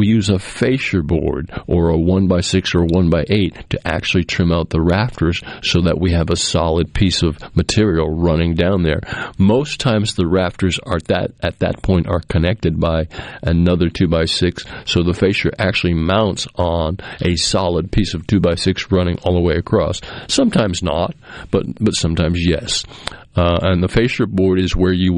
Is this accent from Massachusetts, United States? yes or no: yes; Massachusetts, United States; also born or lived in central Mississippi; now in Mississippi, United States; We had a septic tank as I was growing up in Massachusetts